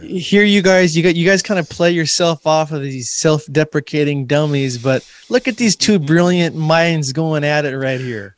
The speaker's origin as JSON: {"language": "English", "region": "Washington", "country": "United States", "tie": "born or raised there", "said": "my home state here of Washington State"}